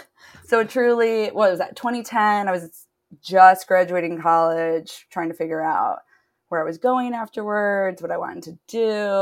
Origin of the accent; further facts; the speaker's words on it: Detroit, Michigan, United States; moved away as an adult; now in Los Angeles, United States; I'm originally from Detroit. And then I've been in LA for 10 years